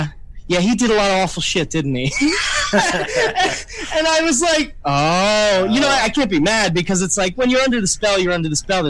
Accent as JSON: {"language": "English", "region": "New York", "country": "United States", "said": "I'm from New York"}